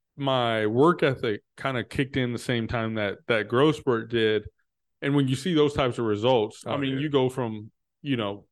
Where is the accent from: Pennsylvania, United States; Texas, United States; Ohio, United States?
Texas, United States; I'm from Texas, where working out and weightlifting in middle school is a thing.